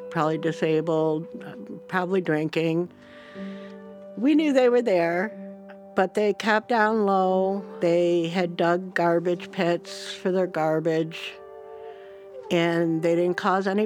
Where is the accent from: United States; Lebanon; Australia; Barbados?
United States; New York; now in Olympia, United States; I'm from New York